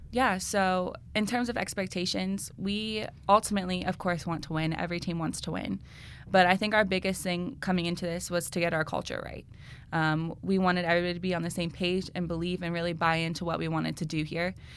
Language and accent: English; Marysville, Ohio, United States; I'm from Marysville, Ohio, originally. That's where I went to high school and played there.